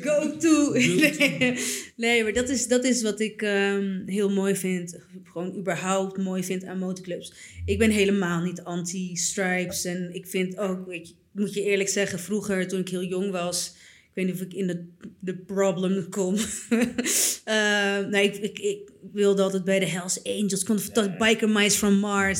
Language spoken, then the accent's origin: Dutch; Purmerend, North Holland, Netherlands; ik ben opgegroeid in Purmerend